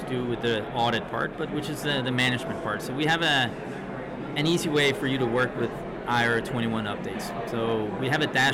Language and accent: English; Denmark; In Denmark, I'm from Denmark.